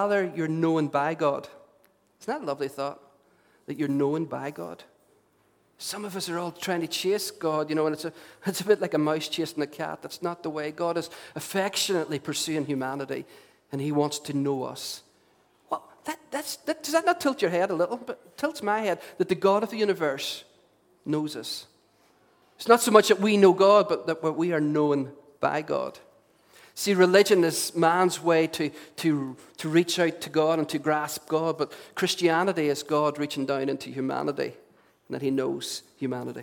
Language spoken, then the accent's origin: English; Derry, Northern Ireland, United Kingdom; as a young teenager growing up in Derry